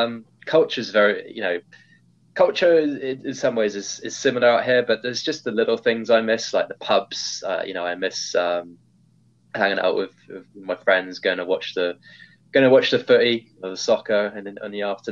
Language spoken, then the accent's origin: English; Jersey; accent: southern English; moved away as an adult; also born or lived in Epsom / West Sussex / Bath / Southampton; now in Phoenix, United States; Lived in a little island just off the coast of France, of Normandy, France, so British island called Jersey, the Channel Islands there. I lived there for about 15 years. Pretty much grew up there.